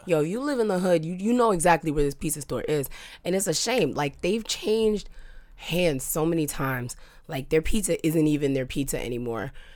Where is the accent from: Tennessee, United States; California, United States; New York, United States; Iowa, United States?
New York, United States; moved away; I'm a New Yorker.